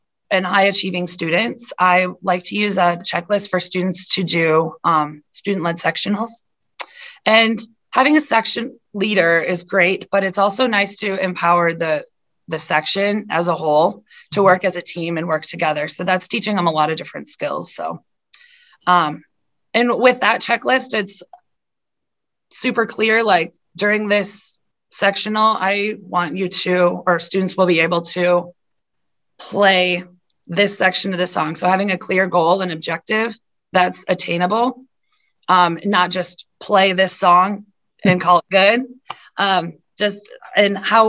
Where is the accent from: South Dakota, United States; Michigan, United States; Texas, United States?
South Dakota, United States; moved away as an adult; also born or lived in Iowa / Washington, D.C.; I am a South Dakota girl through and through. I grew up in South Dakota